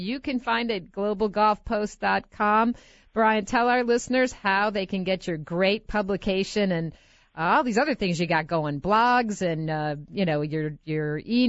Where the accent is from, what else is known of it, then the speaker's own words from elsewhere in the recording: Rochester, United States; moved away; from my hometown of Rochester